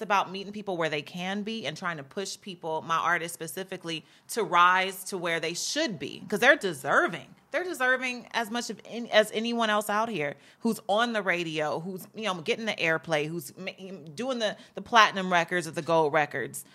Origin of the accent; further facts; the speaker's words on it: Gardena, California, United States; also born or lived in New York; I was raised here, so I'm more so a Cali resident or a Cali person